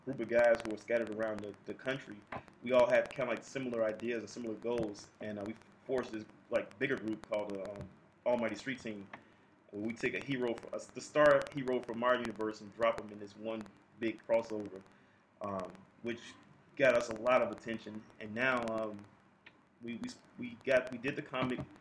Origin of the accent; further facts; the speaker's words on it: Chicago, Illinois, United States; I'm from Chicago